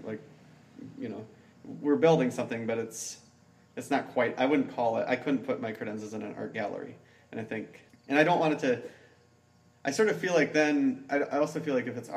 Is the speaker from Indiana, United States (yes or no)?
no; Albert Lea, Minnesota, United States; now in Northfield, United States; My wife and I both grew up in southern Minnesota. She grew up in Mankato, and I grew up in near Albert Lea